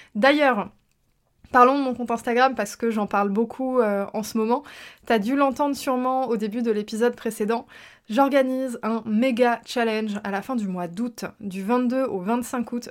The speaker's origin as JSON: {"language": "French", "country": "France", "tie": "born or raised there", "first_language": "French", "said": "je suis née en France"}